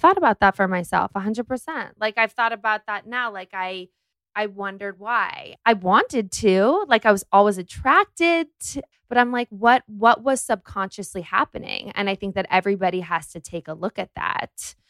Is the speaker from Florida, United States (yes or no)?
no; Los Angeles, California, United States; I grew up in Los Angeles